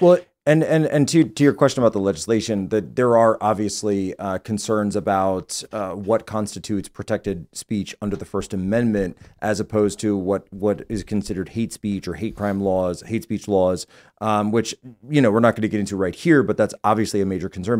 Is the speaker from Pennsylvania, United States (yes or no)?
yes; Philadelphia, Pennsylvania, United States; I was born and raised in the Philadelphia Archdiocese